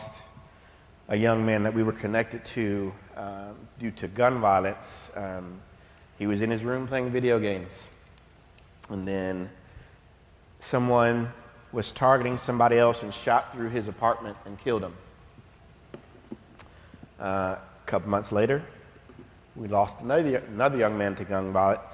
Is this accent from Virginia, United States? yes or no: no; Knoxville, Tennessee, United States; I grew up in Knoxville, born and raised.